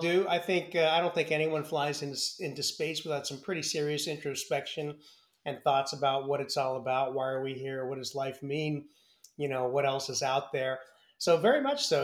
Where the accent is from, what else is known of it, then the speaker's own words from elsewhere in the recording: San Francisco Bay Area, California, United States; also born or lived in Milwaukee, Wisconsin / Wichita, Kansas; I grew up in the San Francisco Bay Area